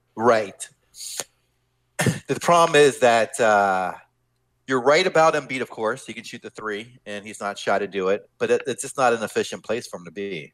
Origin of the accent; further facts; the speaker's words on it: Pittsburgh, Pennsylvania, United States; moved away; I'm actually from the Pittsburgh area.